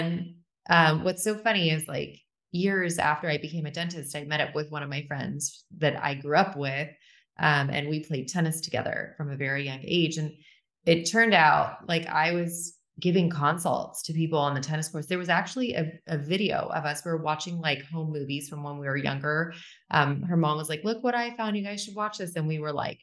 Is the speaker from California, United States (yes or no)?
yes; Orange County, Southern California, United States; from California, born and raised here from Southern California. Grew up in Orange County